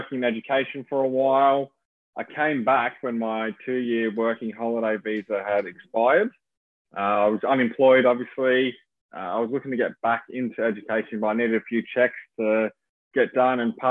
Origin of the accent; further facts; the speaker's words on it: Melbourne, Victoria, Australia; moved away as an adult; also born or lived in Coolangatta, Gold Coast / London; So I grew up in Melbourne, which is a pretty big city